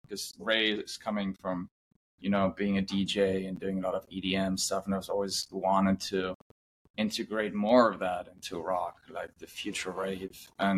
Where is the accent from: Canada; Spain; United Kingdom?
Spain; also born or lived in Germany; now in Los Angeles, United States; I'm originally from Germany, but I grew up in Spain, only like 2 hours apart, but we met when we both lived in LA.